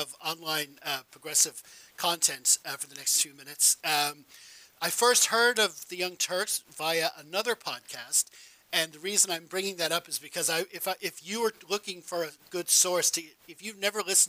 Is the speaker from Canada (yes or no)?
no; Ireland; also born or lived in United States; I was born in America, moved to Ireland when I was a kid